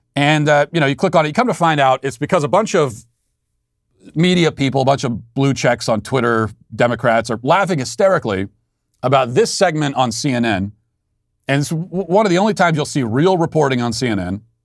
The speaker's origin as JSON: {"language": "English", "country": "United States", "also_born_or_lived": "Tennessee"}